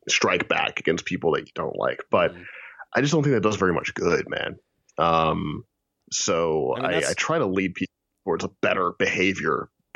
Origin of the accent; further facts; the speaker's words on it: St. Louis, Missouri, United States; now in Kansas, United States; I grew up in St. Louis, Missouri